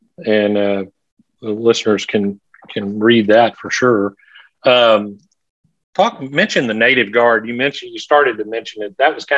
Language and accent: English; Texas, United States; growing up in Texas, loving Texas history.